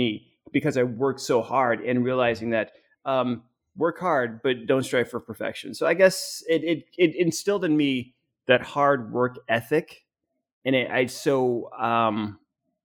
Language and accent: English; Arizona, United States; I grew up in Arizona